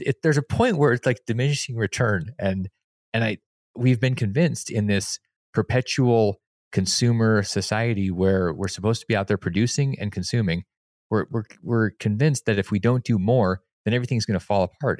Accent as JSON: {"language": "English", "region": "Alaska", "country": "United States", "moved": "yes", "said": "I came from Alaska"}